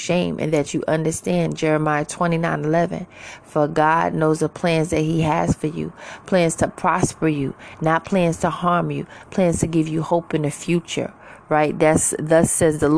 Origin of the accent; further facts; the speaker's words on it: New York City, New York, United States; now in Georgia, United States; I'm originally from Queens, New York